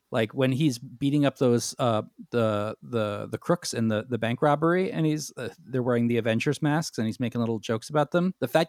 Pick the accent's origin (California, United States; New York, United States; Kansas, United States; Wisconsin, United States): New York, United States; New York City; as a young boy growing up in New York City